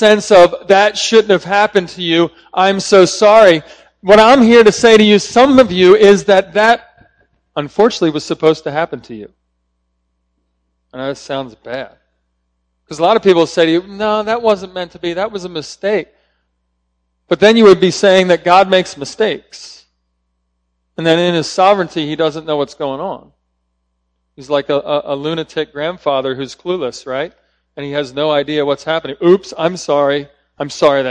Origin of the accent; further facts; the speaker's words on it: Philadelphia, Pennsylvania, United States; I'm from Philadelphia, so I'm a big Eagles fan